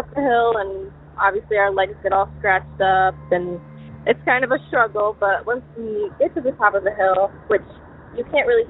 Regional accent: Southwest Michigan, United States; I'm from Southwest Michigan

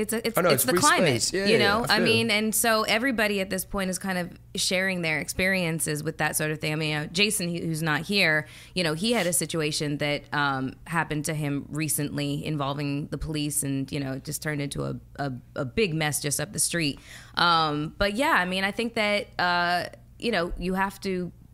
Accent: Toronto, Ontario, Canada; now in United States; So, but just growing up in Canada, in Toronto, I had a completely different experience than my American counterparts.

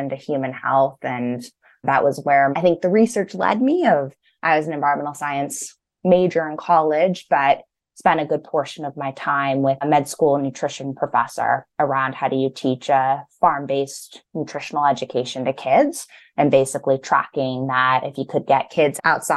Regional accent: Pasadena, California, United States; also born or lived in Los Angeles, United States; I grew up in Pasadena, so on the east side

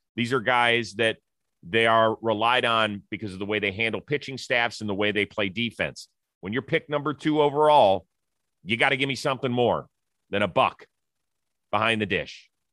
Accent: Kansas City, Missouri, United States; my hometown

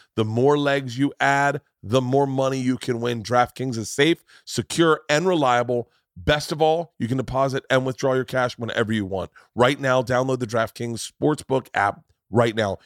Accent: Florida, United States; moved away; I grew up in Florida

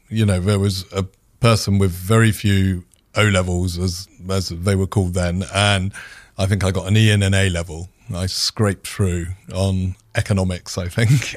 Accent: United Kingdom; being a Brit

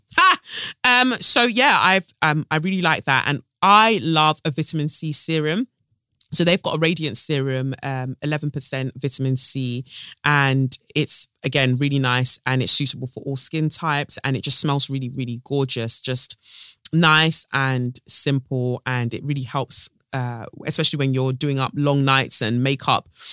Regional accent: United Kingdom; as Black British women

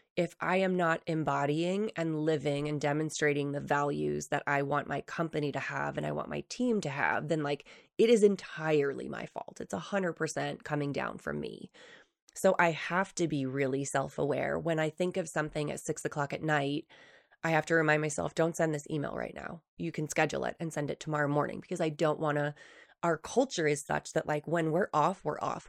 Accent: East Coast, New Hampshire, United States; moved away as an adult; now in Utah, United States; when I first moved to Utah from New Hampshire, so, I grew up in the East Coast

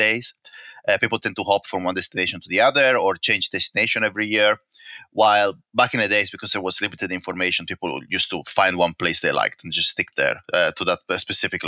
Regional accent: northeast Italy, Italy; moved away as an adult; also born or lived in London / Singapore; now in Perthshire, United Kingdom; I was born in the northeast of Italy, and my hometown is nested in between the Alps and the seaside

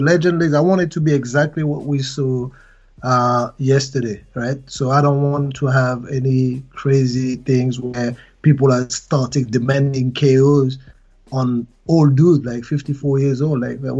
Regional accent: Sheffield, Yorkshire and the Humber, United Kingdom; Yeah, I'm from Sheffield, man.

